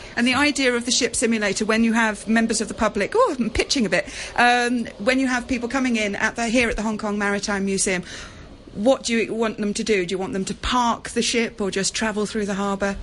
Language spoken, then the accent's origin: English; England, United Kingdom; I come from England